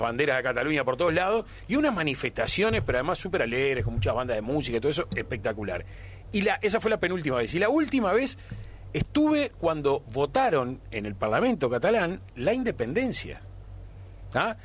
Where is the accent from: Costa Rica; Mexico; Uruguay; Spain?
Uruguay; como tantos uruguayos